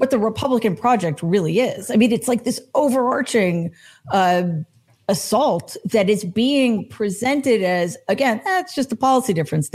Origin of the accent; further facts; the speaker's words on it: New York City, New York, United States; I'm from New York. Which New York City